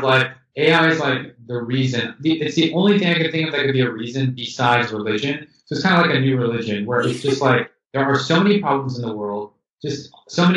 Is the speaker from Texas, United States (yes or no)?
yes; Houston, Texas, United States; moved away as an adult; also born or lived in San Francisco, United States; now in Amsterdam, Netherlands; I was born in Houston, Texas, and I went to a pretty good it was a public school.